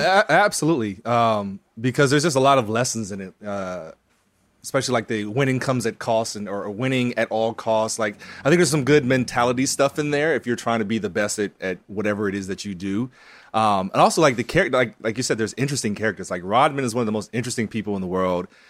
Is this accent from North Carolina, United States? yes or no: yes; North Carolina, United States; growing up in North Carolina